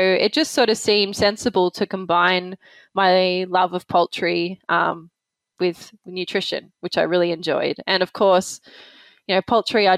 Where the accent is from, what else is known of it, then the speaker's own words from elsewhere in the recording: Australia; I'm Australian.